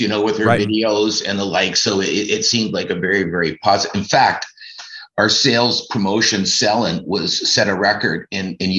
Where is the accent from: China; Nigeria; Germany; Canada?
Canada; Ancaster, Ontario; I was born in Ancaster and spent my whole life playing hockey